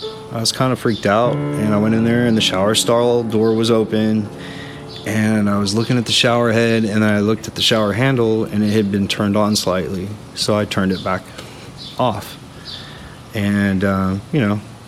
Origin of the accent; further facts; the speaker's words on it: just south of New Braunfels, Texas, United States; also born or lived in Austin, Texas; now in New Braunfels, United States; I grew up just south of here